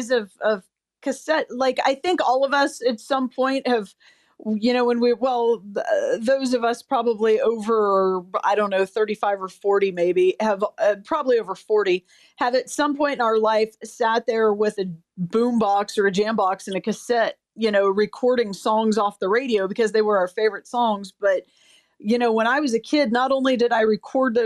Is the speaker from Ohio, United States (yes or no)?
yes; Columbus, Ohio, United States; now in New Orleans, United States; I grew up in Columbus, Ohio